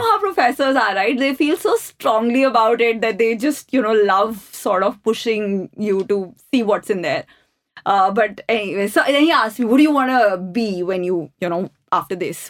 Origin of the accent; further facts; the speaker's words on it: New Delhi, Delhi, India; I grew up in the Ames campus